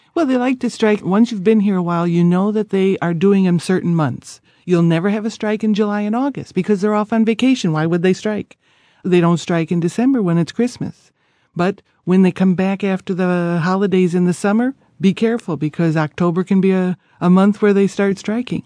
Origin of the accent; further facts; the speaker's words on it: Naples, Campania, Italy; also born or lived in United States; I come from Naples.